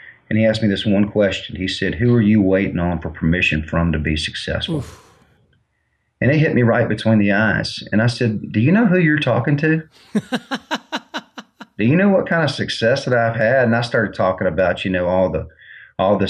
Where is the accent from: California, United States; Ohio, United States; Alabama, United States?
Alabama, United States; Mobile; I'm from Mobile, Alabama